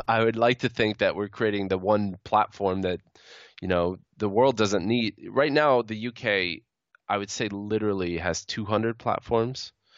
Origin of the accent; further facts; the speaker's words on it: United States; speaking as an American